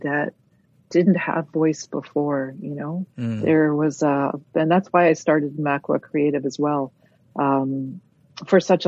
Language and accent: English; Toronto, Ontario, Canada; I was raised outside of community. I was raised in Toronto.